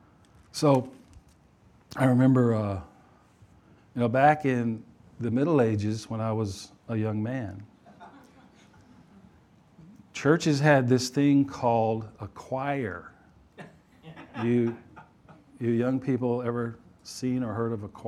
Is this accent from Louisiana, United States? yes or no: yes; Louisiana, United States; I was born in Louisiana